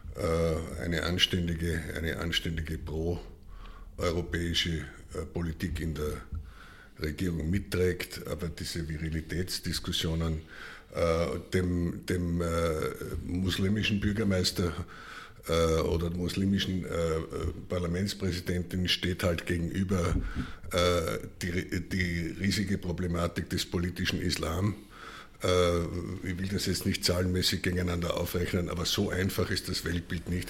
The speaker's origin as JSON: {"language": "German", "region": "Styria", "country": "Austria", "moved": "yes", "lives_now": "Vienna, Austria", "said": "jetzt bin ich Steirer und seit 50 Jahren in Wien, aber, aber habe noch Verbindungen und noch eine reststeirische Seele in mir"}